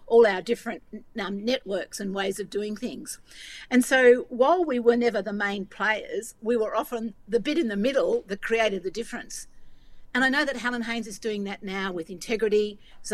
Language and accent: English; Northeast Victoria, Australia; I come from Northeast Victoria, which is a rural electorate